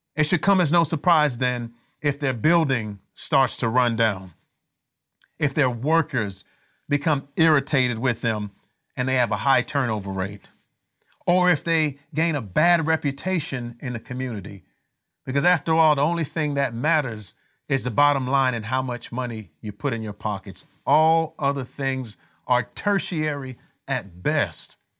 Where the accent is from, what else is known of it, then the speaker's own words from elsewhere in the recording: Miami, Florida, United States; when I was growing up in Miami